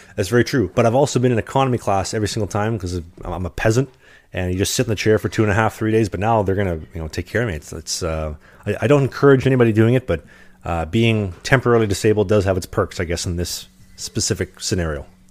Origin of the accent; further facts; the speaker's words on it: Winnipeg, Manitoba, Canada; I'm from Winnipeg